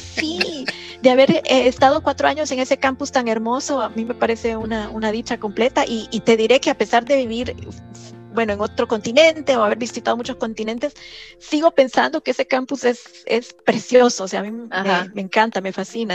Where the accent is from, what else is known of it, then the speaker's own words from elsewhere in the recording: La Lima, Cortés, Honduras; moved away as an adult; also born or lived in San Pedro Sula, Honduras / Leipzig, Germany; yo nací en San Pedro Sula, Honduras, pero toda mi vida crecí, vivimos y, y crecí en, La Lima